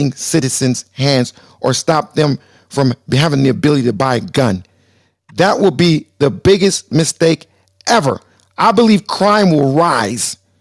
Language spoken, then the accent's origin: English; Lynwood, California, United States; also born or lived in Compton, California; we moved from Compton to Linwood